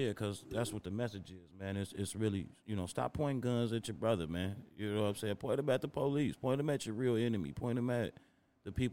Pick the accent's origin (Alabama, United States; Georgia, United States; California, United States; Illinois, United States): Illinois, United States; Chicago; growing up as a Chicago kid